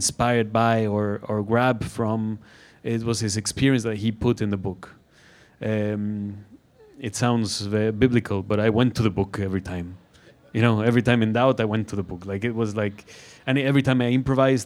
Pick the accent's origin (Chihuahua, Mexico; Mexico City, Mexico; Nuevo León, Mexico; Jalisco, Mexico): Jalisco, Mexico; Guadalajara; From Guadalajara. I'm from Guadalajara